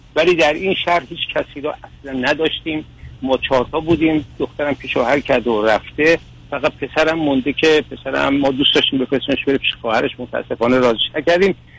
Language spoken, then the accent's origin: Persian; Iran; moved away as an adult; also born or lived in Istanbul, Turkey; now in United States; مجدد برگشتم به ایران و در ایران شروع به کار که کرده بودم